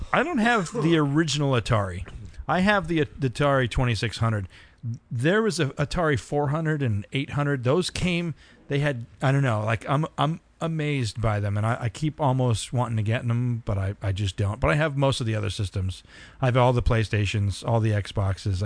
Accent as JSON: {"language": "English", "town": "San Diego", "region": "California", "country": "United States", "tie": "born or raised there", "said": "I was born in San Diego"}